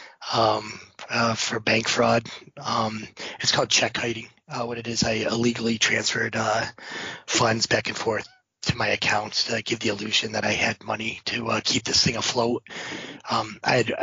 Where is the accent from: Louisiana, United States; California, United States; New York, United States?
New York, United States; Owego; I'm from born and raised in Owego, New York, which is pretty close to university